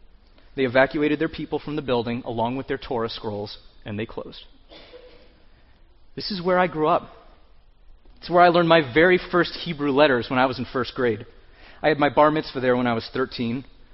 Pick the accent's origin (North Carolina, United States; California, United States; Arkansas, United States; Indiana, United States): North Carolina, United States; Durham; when I was a kid growing up in Durham, North Carolina